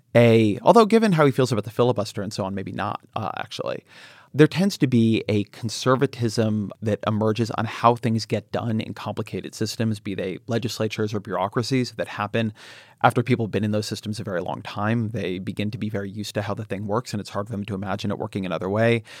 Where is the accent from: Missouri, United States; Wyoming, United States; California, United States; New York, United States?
California, United States; Irvine; I grew up in Southern California. I grew up in Irvine